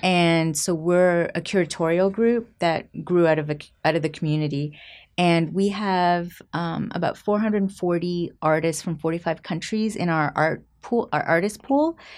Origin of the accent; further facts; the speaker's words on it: just outside of Toronto, Ontario, Canada; also born or lived in Puebla, Mexico; I was born in Mexico, in the state of Puebla, and my mom remarried, and she remarried a French-Canadian. So, we moved to Canada when I was five, oh, Canada. And, um, I grew up in Canada, just outside of Toronto